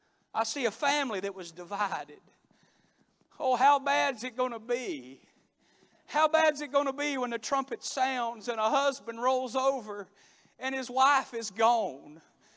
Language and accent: English; Florida, United States; one of the boys back in my hometown had mistreated my sister